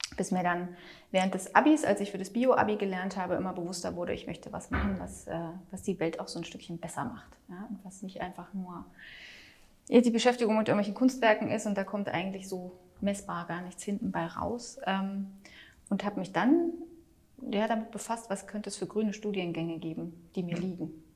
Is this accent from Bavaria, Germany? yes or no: yes; Munich, Bavaria, Germany; now in Berlin, Germany; Ich komme ja eigentlich aus München